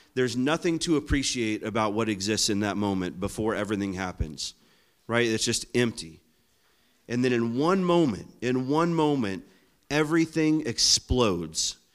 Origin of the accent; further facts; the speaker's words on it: Florida, United States; I'm from Florida